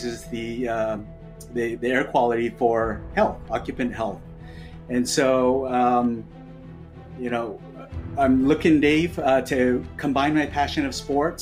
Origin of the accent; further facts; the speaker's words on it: Canada; now in New York, United States; I live in New York now, but I grew up in Canada in the 80s